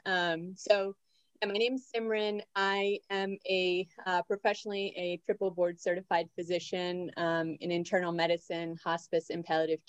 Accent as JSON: {"language": "English", "area": "outside of Toronto", "region": "Ontario", "country": "Canada", "tie": "born or raised there", "moved": "as an adult", "lives_now": "Maryland, United States", "said": "I grew up outside of Toronto, actually."}